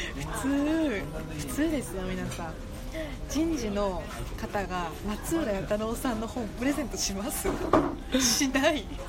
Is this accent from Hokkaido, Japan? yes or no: yes; Sapporo, Hokkaido, Japan; 札幌出身で札幌に24年間ずっと住んでる